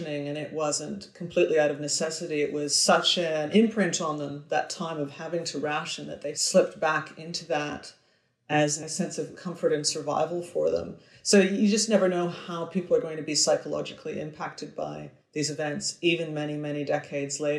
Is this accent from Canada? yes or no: yes; Victoria, British Columbia, Canada; They moved west to Victoria, where I am now. So I've returned to my hometown